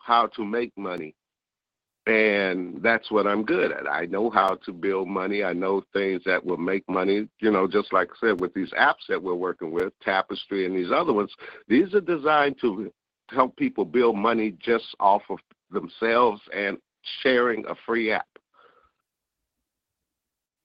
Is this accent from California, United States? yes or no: yes; San Francisco, California, United States; also born or lived in Atlanta; I grew up in Haight-Ashbury in the 60s